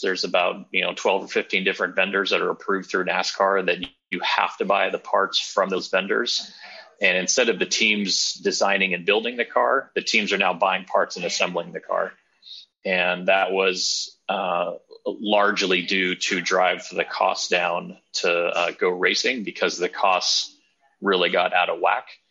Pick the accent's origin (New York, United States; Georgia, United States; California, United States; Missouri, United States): California, United States; Southern; now in Davidson, United States; I'm originally from Southern California